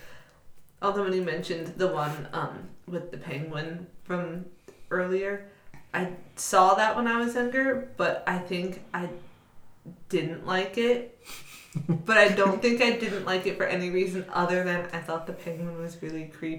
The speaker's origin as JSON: {"language": "English", "region": "Ohio", "country": "United States", "said": "You didn't know I was from Ohio."}